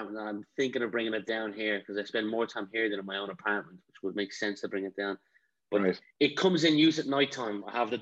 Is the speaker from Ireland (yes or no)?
yes; Ratoath, Leinster, Ireland; I've grown up here my whole life. I've lived abroad twice, but I've been here my whole life